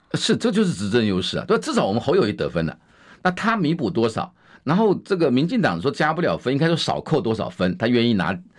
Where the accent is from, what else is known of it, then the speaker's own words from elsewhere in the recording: Wanli, New Taipei, Taiwan; 我是在万里出生的